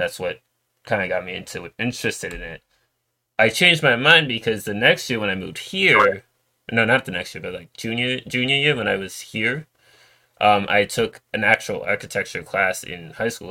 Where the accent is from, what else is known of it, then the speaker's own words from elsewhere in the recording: New York, United States; moved away; also born or lived in Florida / Georgia / Virginia; I moved to New York, which I where I lived for most of my life